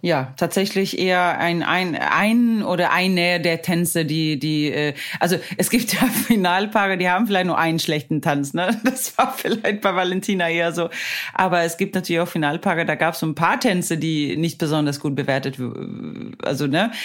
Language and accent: German; Sweden; now in Hamburg, Germany; ich bin ja aus Schweden